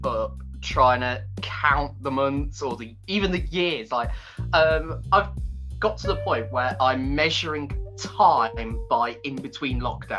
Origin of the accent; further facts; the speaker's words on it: Leicester, East Midlands, United Kingdom; It is because I'm originally from Leicester.